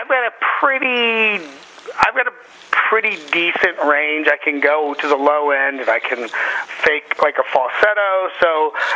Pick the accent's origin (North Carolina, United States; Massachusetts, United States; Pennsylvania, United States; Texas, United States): Pennsylvania, United States; Philadelphia; also born or lived in New York; I'm from the Philadelphia area. I used to live in New York.